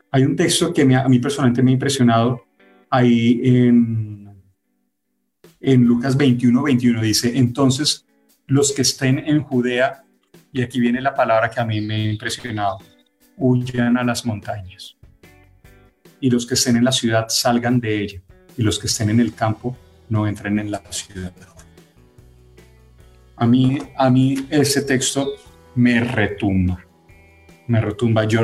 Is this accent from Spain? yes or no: no; Venezuela; ustedes saben que yo también soy venezolano, tengo las dos nacionalidades. Así que eso lo hablo también como venezolano.